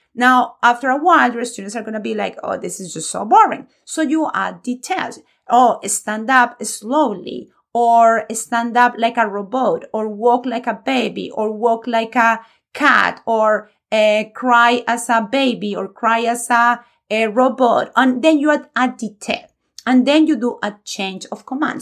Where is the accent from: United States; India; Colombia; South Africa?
Colombia; moved away; a Spanish teacher born and raised in Colombia